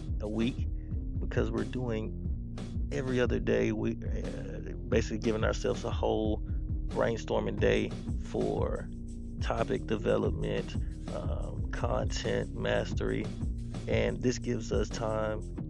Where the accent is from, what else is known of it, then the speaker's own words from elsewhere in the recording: Houston, Texas, United States; I'm from Houston, Texas